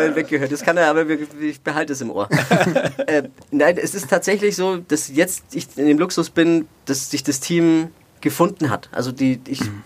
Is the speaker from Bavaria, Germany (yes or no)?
yes; Nuremberg, Bavaria, Germany; also born or lived in Erlangen; ich bin ein Kind der Stadt